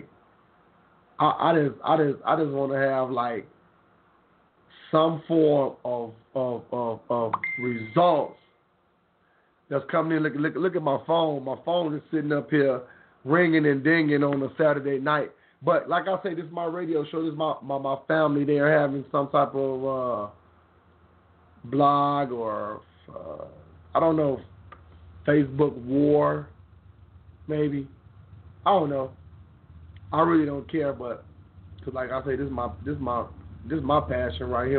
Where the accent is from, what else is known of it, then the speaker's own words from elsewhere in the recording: Memphis, Tennessee, United States; I got my hometown, North Memphis, 10, Tennessee